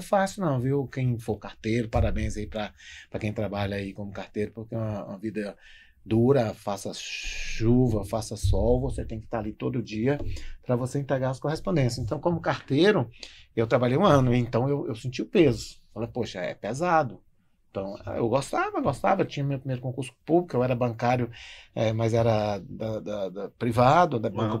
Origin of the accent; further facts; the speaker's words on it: Vitória da Conquista, Bahia, Brazil; moved away as an adult; also born or lived in Marau / Passo Fundo; now in Novo Hamburgo, Brazil; sou baiano de Vitória da Conquista